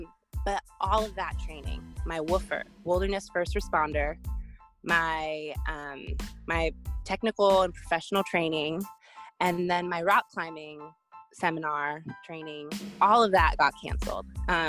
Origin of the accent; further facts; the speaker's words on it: California, United States; also born or lived in Spokane, Washington; So I grew up in California, and then I was on a military base, and then we moved up to Spokane, Washington. So I never have lived in New Orleans